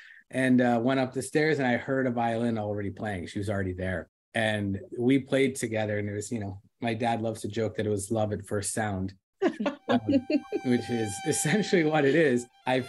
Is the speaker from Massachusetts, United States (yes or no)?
no; New Jersey, United States; I was born and raised in New Jersey. My parents were immigrants that came to this country from South India, from Andhra Pradesh and from Karnataka state in 1970.